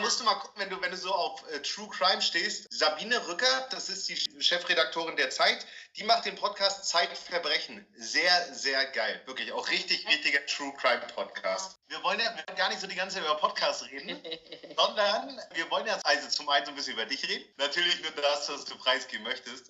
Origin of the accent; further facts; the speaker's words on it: East German prefab housing estate, East Germany, Germany; ich bin ja in der Ostplatte groß geworden